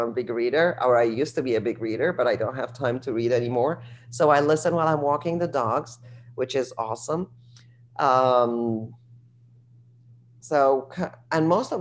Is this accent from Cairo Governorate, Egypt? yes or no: no; Alexandria, Alexandria Governorate, Egypt; now in Washington, D.C., United States; I grew up in Egypt in Alexandria and the beach